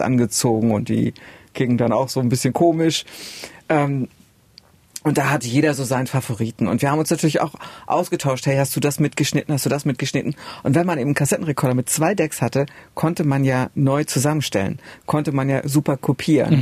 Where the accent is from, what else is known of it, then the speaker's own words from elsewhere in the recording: Oebisfelde, Saxony-Anhalt, Germany; bei uns in Übisfelde nicht so viel los war